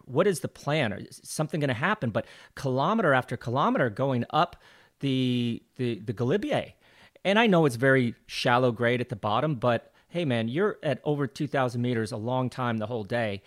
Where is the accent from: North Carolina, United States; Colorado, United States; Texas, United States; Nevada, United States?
Colorado, United States; Glenwood Springs; moved away; growing up in Glenwood Springs, Colorado was great